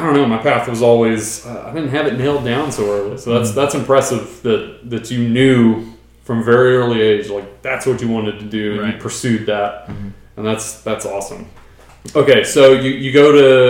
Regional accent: Brenham, Texas, United States; I grew up in Brenham, so another small town

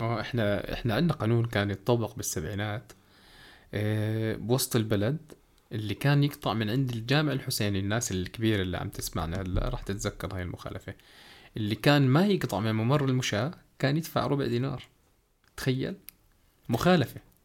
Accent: Jordan; في ثلاث أنواع سيارات عندنا بالأردن

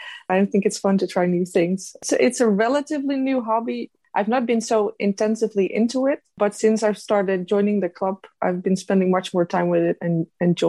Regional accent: Rotterdam, South Holland, Netherlands; moved away; I'm originally from Rotterdam, though.

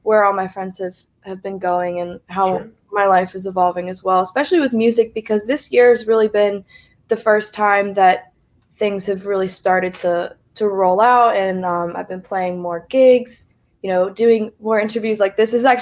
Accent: Columbia, South Carolina, United States; I grew up in Columbia, South Carolina

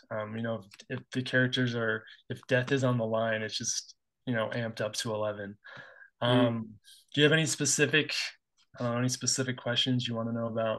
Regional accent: New England, United States; now in Utah, United States; I'm from New England, originally, currently living in Utah.

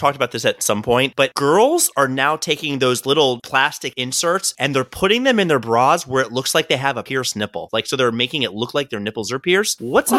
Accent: Maryland, United States; accent: Maryland; My Maryland accent has, like, other than wooter, which I do on purpose to annoy you, like, I say warsh on purpose to annoy you

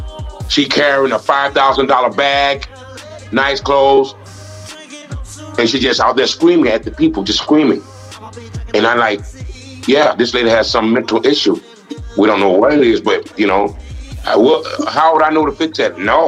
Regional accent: United States; me as an American

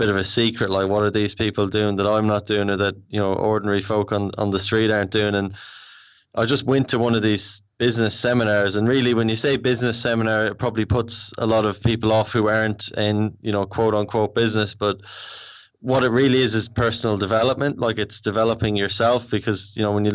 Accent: Ireland; accent: Irish; moved away as an adult; also born or lived in Australia; now in London, United Kingdom; I'm Irish, if you can't tell by the accent.

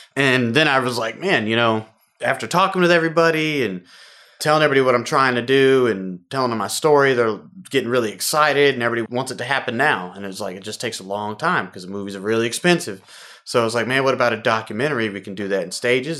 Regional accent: Houston, Texas, United States; Born and raised in Houston, Texas

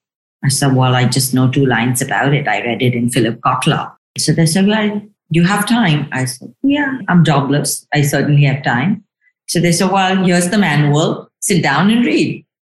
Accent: Shillong, Meghalaya, India; also born or lived in Delhi; While I was born in Delhi, my formative years at sort of schooling were in a place called Shillong. It's in a state called Meghalaya in the northeast of India.

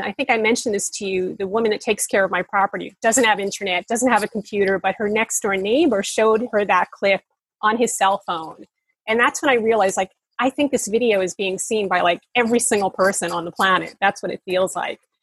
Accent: United States; now in Bali, Indonesia; I'm an American

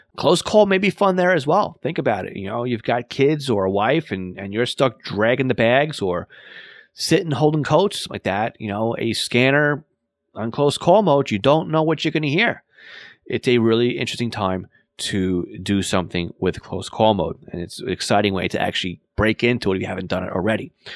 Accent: New York and Long Island, United States; accent: New York and Long Island; my New York and Long Island accent

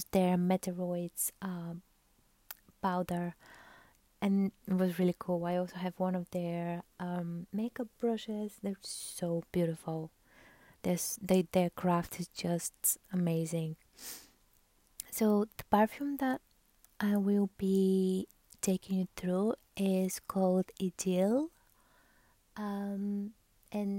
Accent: Bulgaria; I'm from Bulgaria

